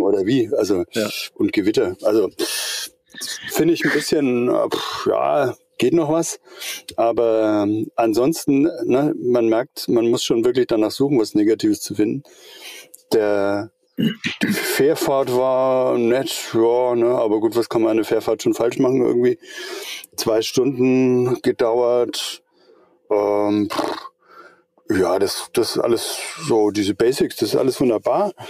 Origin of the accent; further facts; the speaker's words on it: Eutin, Schleswig-Holstein, Germany; now in Middle Franconia, Germany; Ich wohne in Mittelfranken, bin aber überhaupt kein Mittelfranke. Ich bin ein Schleswig-Holsteiner. Ich komme äh, von der Ostsee drüben, von Eutin.